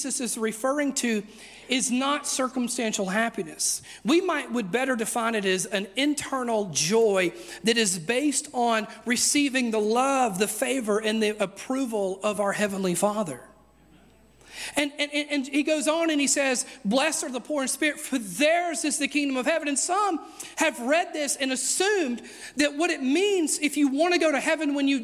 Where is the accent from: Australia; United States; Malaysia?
United States; I'm very American.